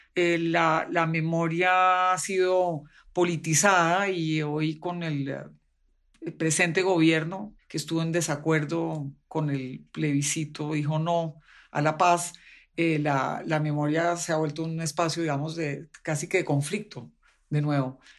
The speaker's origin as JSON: {"language": "Spanish", "country": "Colombia", "said": "de Colombia"}